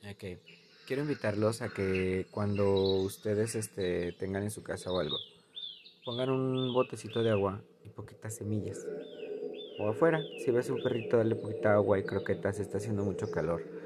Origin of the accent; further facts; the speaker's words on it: Guadalajara, Jalisco, Mexico; also born or lived in Zapopan; yo nací en Zapopan, pero la ciudad donde crecí, estudié y todo Guadalajara